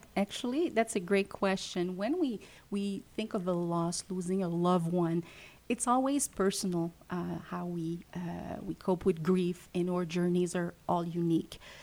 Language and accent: English; Montreal, Quebec, Canada; English is a second language; also born or lived in Western Canada; I'm French Canadian, originally from Montreal